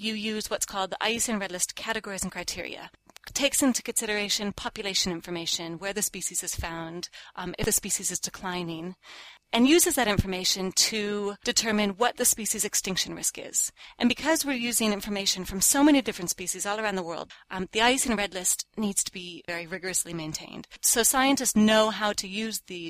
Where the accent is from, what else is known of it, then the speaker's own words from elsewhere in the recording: California, United States; moved away as an adult; also born or lived in Hawaii; now in Cambridge, United Kingdom; I am originally from California, and so I did a lot of field work in California